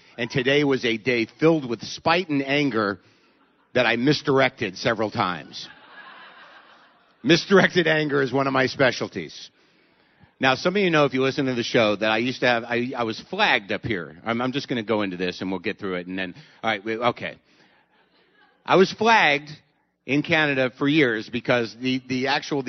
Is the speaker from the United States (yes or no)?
yes; United States; I'm an American